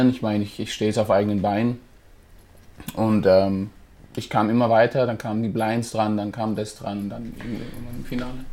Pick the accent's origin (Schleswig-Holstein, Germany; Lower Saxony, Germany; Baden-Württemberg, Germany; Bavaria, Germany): Baden-Württemberg, Germany; Rastatt; ich bin 25 Jahre, ich komme aus Rastatt.